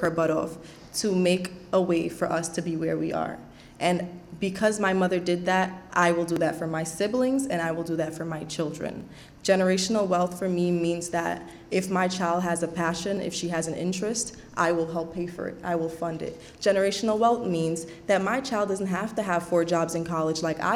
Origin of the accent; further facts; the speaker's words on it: Trinidad & Tobago; moved away; I was a woman from Trinidad